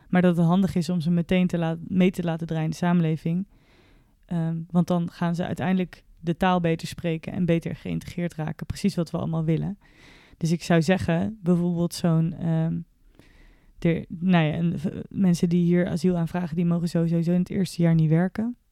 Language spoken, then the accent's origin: Dutch; Netherlands; als Nederlander